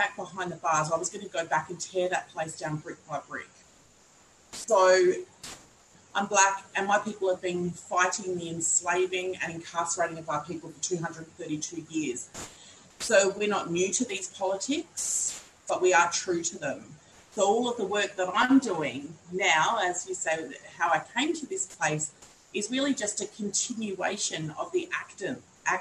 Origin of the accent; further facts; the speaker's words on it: Kaurna country, South Australia, Australia; I'm a Gunditjmara woman born and raised on Kaurna Yurta